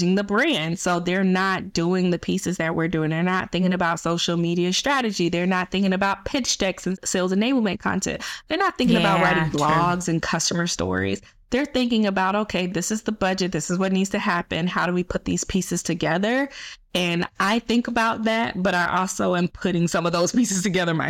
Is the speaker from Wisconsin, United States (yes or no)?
no; Atlanta, Georgia, United States; I moved back to Atlanta, my hometown. That's currently where I am now. I still live here.